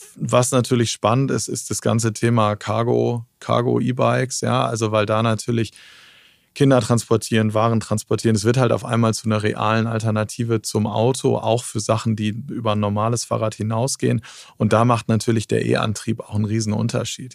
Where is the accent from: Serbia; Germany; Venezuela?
Germany; Cuxhaven, Lower Saxony; now in Berlin, Germany; ich komme aus Cuxhaven von der Nordseeküste